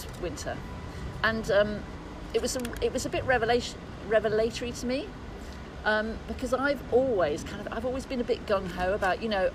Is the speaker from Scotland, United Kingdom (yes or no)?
no; Birmingham, West Midlands, United Kingdom; I'm from Birmingham, we like things that are bleak and really hard